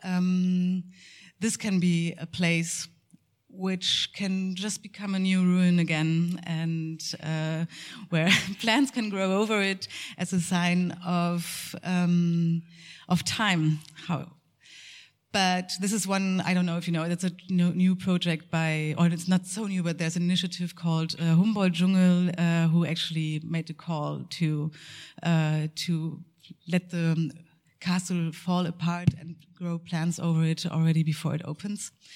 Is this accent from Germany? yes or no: yes; Münster, North Rhine-Westphalia, Germany; my hometown in uh, Münster